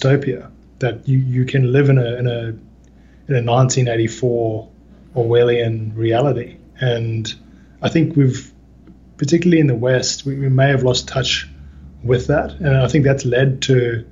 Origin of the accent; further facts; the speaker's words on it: South Africa; now in Australia; I grew up in South Africa at the height of the apartheid era